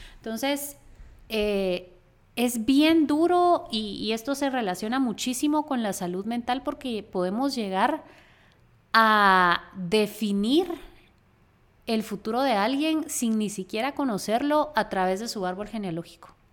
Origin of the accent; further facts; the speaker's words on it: Guatemala; nosotras éramos de Guatemala